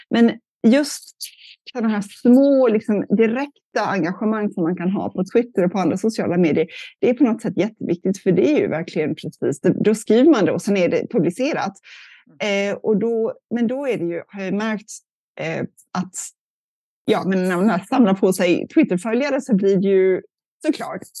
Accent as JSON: {"language": "Swedish", "region": "California", "country": "United States", "tie": "born or raised there", "said": "jag är uppvuxen i Kalifornien mest och där det ju, har det varit mycket torka"}